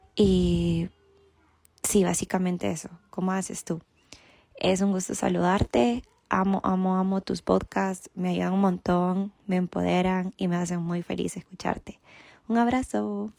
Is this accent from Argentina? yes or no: no; El Salvador; soy del El Salvador, tengo 29 años de edad